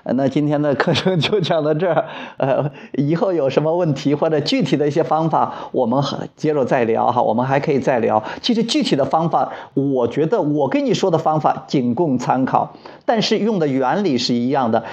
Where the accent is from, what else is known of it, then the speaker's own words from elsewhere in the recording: Wuyang, Henan, China; 我现在在河南省武阳县我的老家